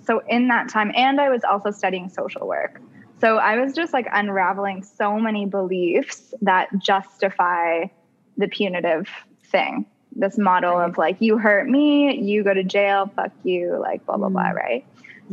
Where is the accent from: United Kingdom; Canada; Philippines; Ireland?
Canada; I'm from Canada